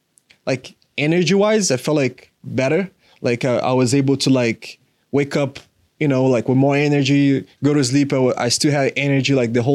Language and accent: English; Florida, United States; that was right when I came from Florida. So I was like, that was a really big change.